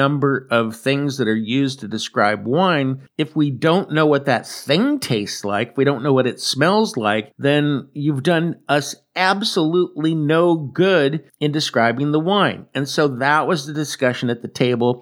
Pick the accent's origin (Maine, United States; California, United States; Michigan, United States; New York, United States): California, United States; moved away as an adult; now in Atri, Italy; I am a Californian, but I came here a year ago after living my entire life in California